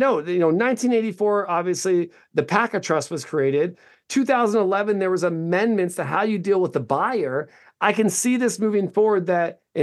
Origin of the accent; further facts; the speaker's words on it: Orange, California, United States; I was born in Orange, California, too